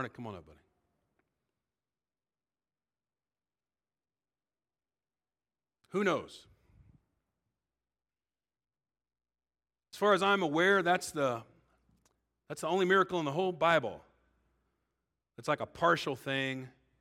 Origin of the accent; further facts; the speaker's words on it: Illinois, United States; I grew up in Illinois